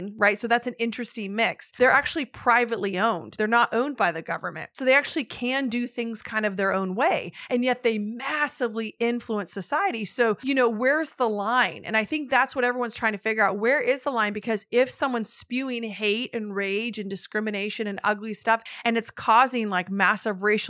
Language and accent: English; United States; as an American